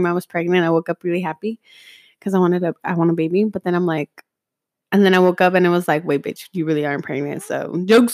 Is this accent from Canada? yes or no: no; Mexico; accent: Mexican; my Mexican accent.